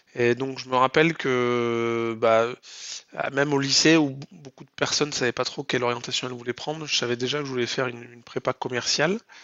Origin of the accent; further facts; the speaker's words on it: Lot, Occitania, France; moved away as an adult; also born or lived in Paris, France; now in Toulouse, France; je suis originaire du Lot